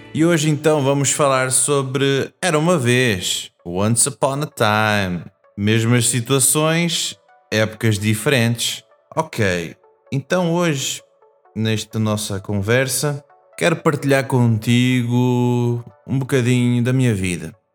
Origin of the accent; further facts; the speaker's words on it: Portugal; Eu vim para Portugal quando era bebê, não é? Criança. E eu cresci uh, aqui. Então a minha adolescência foi aqui em Portugal.